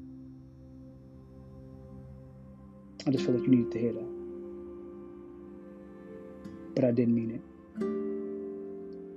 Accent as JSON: {"language": "English", "country": "United States", "said": "I speak as an American in America"}